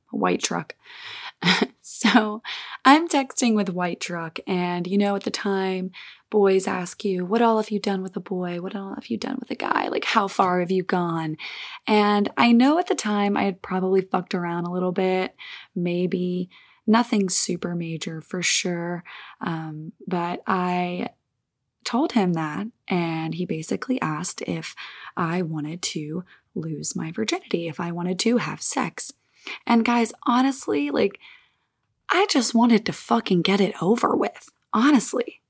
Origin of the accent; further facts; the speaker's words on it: Olive Branch, Mississippi, United States; now in California, United States; I spent some time in my hometown in Olive Branch, Mississippi, good old Southern America.